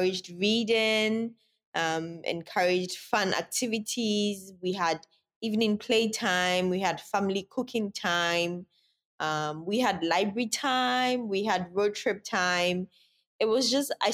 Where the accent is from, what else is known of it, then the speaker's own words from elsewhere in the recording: Sunyani, Bono, Ghana; also born or lived in Accra; I was born in Accra, but I was raised in Sunyani